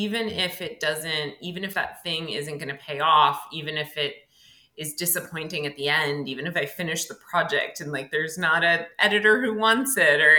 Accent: Connecticut, United States; moved away as an adult; also born or lived in New York; now in Philadelphia, United States; I actually lived in Connecticut until I was in my 20s. I grew up in Connecticut

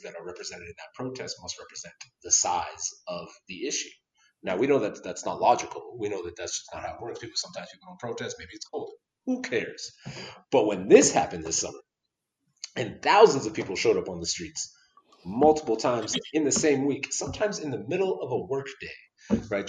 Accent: Toronto, Ontario, Canada; now in Calgary, Canada; someone who's from Toronto, a very multicultural city

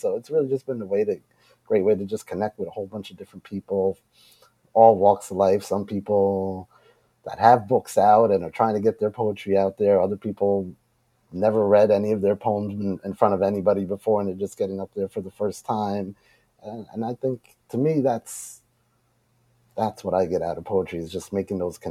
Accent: Long Island, New York, United States; also born or lived in Queens, New York; I grew up in Long Island

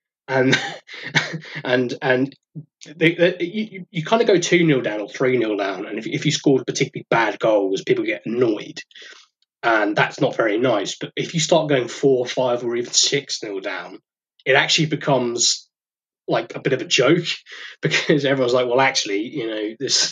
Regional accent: Suffolk, East of England, United Kingdom; I live in Suffolk and I grew up in Suffolk.

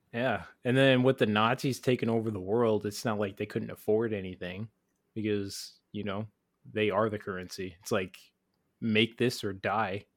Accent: United States; speaking as an American

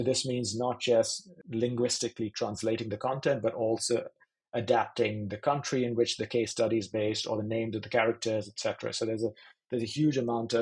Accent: India; moved away; I grew up in India, in the education system there

